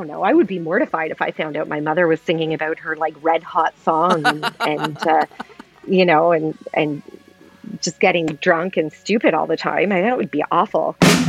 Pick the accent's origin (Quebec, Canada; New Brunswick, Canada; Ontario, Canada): Ontario, Canada; Oshawa; also born or lived in Hamilton; Yeah, I grew up in Oshawa, where we live now. We live just outside of Toronto, about 45 minutes outside of Toronto, east. We used to live in Hamilton.